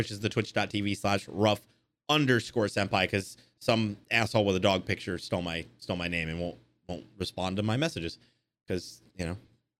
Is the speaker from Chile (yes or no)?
no; England, United Kingdom; even though I'm fucking English.